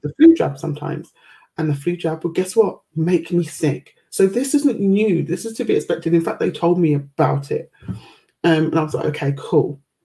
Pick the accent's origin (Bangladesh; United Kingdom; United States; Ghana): United Kingdom; I've always been quite proud to be British.